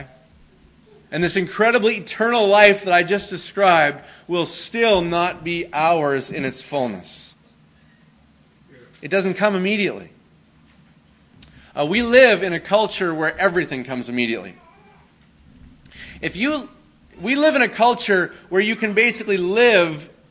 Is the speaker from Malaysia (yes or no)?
no; Canada; I grew up in Canada